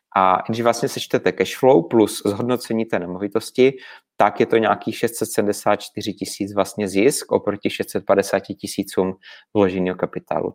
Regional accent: Brno, South Moravian Region, Czechia; u nás v Brně

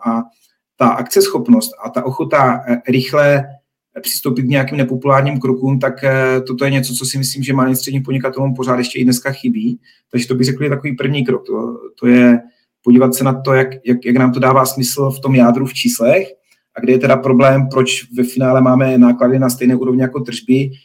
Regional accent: Czechia; jako Češi

